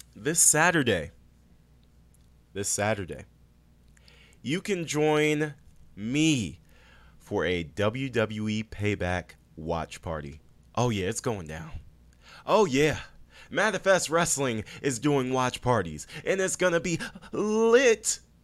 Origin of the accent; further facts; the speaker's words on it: Prince George's County, Maryland, United States; Prince George's County, Maryland. Born and raised, and super proud of it.